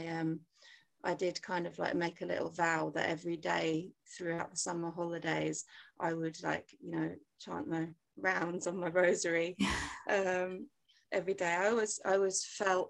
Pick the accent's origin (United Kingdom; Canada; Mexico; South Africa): United Kingdom; England; although I was born in England and grew up here.